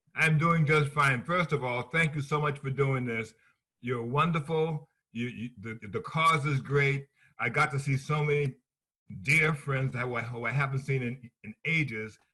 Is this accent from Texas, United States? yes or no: no; Boston, Massachusetts, United States; moved away as an adult; also born or lived in New York; I'm from Boston. I moved to New York